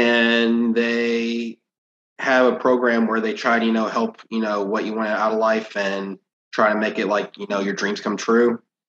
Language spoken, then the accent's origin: English; Orlando, Florida, United States; I'm from Orlando, but I'll be moving to Gallatin, Tennessee on Monday. It's a suburb north of Nashville.